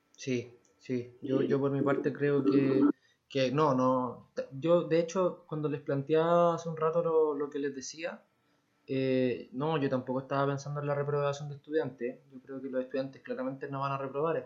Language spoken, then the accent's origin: Spanish; Santiago, Santiago Metropolitan Region, Chile; somos de Santiago